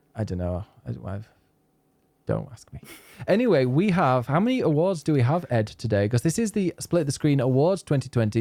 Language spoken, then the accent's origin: English; England, United Kingdom; moved away; Now, I am from England. I don't live in England, but I am English